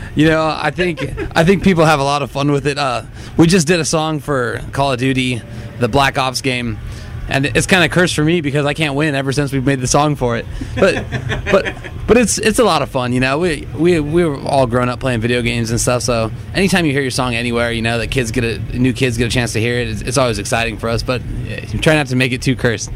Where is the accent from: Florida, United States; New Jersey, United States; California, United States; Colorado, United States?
California, United States; Orange County; we come from Orange County and kind of came up in the hardcore scene